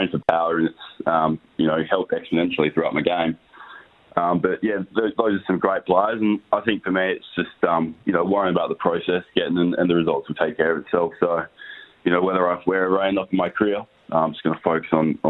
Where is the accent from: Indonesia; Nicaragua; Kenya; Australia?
Australia; I was born in Australia. But, yeah, my family's originally from India